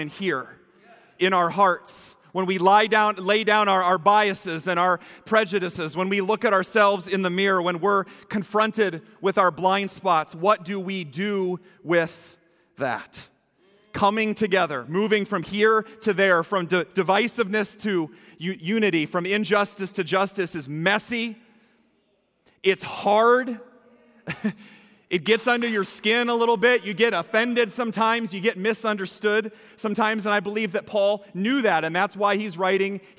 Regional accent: Story City, Iowa, United States; I'm from Story City. It's the Scandinavian capital of the world

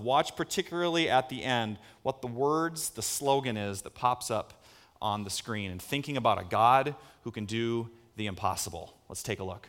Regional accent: Story City, Iowa, United States; where I grew up in Story C-, anybody ever heard of Story City?

